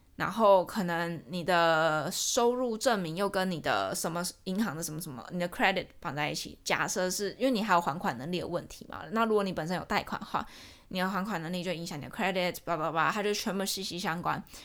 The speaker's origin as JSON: {"language": "Chinese", "country": "Taiwan", "tie": "born or raised there", "moved": "as an adult", "lives_now": "Georgia, United States", "said": "我身在台湾，我私也要在台湾"}